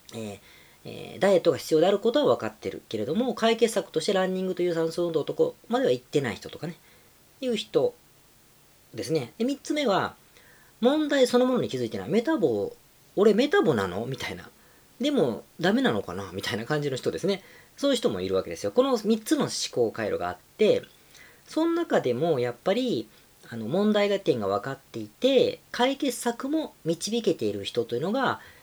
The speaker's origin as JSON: {"language": "Japanese", "country": "Japan", "tie": "born or raised there", "said": "今回はもう日本に帰ってきてるので、自分の地元で、えー、収録してお届け"}